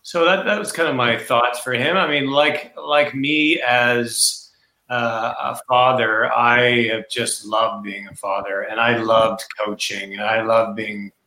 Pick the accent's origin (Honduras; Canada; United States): Canada; We're Canadian